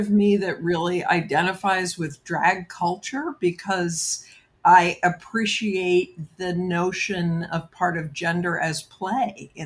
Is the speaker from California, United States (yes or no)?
no; New York City, New York, United States; I grew up in New York City